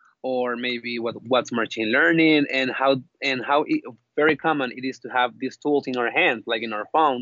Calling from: Monterrey, Nuevo León, Mexico; Okay, I'm calling from Mexico right now, from Monterrey.

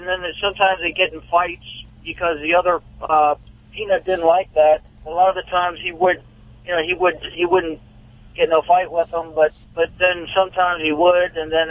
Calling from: Rockville, Maryland, United States; Yes, I'm here in Rockville, Maryland.

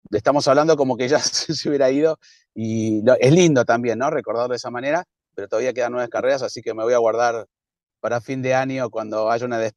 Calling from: Resistencia, Chaco, Argentina; de Resistencia Chaco Argentina.

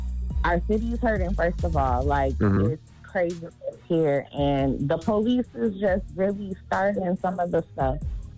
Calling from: Minnesota, United States; I'm from Minnesota.

